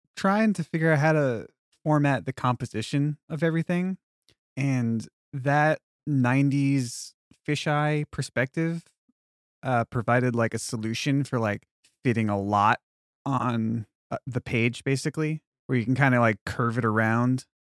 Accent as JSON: {"language": "English", "area": "Long Island", "region": "New York", "country": "United States", "tie": "born or raised there", "also_born_or_lived": "Texas", "moved": "as an adult", "said": "growing up on Long Island"}